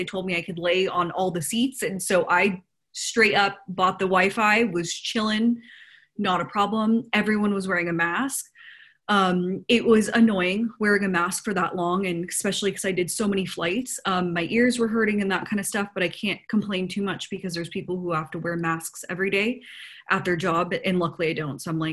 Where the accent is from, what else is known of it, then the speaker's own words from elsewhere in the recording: United States; moved away as an adult; now in Albania; I'm American